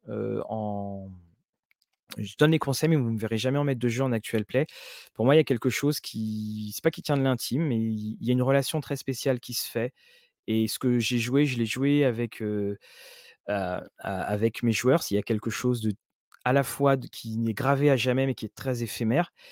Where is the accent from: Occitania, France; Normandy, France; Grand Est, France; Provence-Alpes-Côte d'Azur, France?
Normandy, France; Caen; on, jouait à Orléans et moi, je venais de Caen.